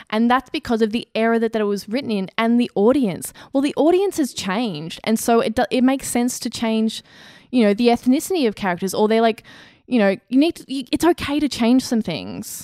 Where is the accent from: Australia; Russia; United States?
Australia; as an Australian